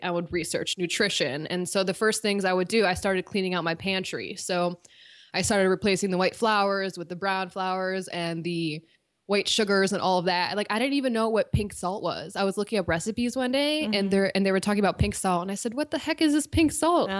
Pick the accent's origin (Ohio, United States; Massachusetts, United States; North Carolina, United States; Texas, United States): Ohio, United States; Cleveland; moved away; I'm from Cleveland originally